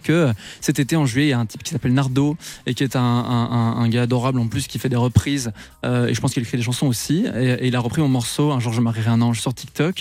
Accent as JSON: {"language": "French", "country": "Belgium", "said": "j'ai 21 ans, je suis belge"}